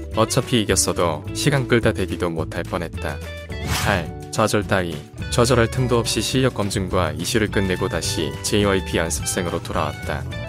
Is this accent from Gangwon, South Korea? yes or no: yes; Gangwon, South Korea; 나도 강원도 출신인데